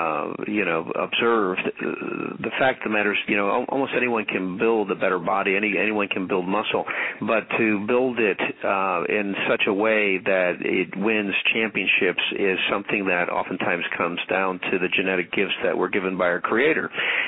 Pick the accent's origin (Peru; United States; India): United States; Chicago, Illinois; also born or lived in Havana, Cuba; Well, we grew up in Chicago, Illinois, and settled there.